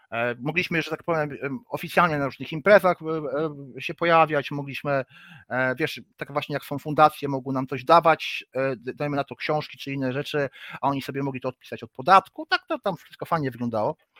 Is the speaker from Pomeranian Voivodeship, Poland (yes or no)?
yes; Gdynia, Pomeranian Voivodeship, Poland; also born or lived in Gdańsk; jestem z Gdyni, urodziłem się w Gdańsku, no ale wychowałem się w Gdyni